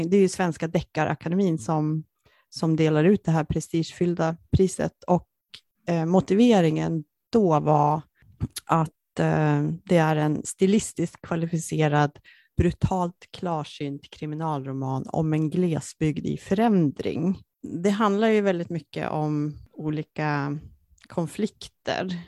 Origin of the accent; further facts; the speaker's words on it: Jämtland, Sweden; Jämtland där jag kommer ifrån och mycket av de miljöerna som hon beskriver det är mina kan man säga, barndomsmiljöer